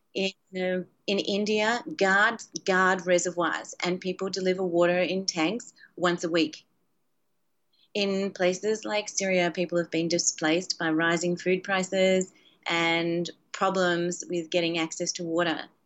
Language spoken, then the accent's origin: English; Australia; moved away; When I grew up, when I was a kid, um, and I grew up in Australia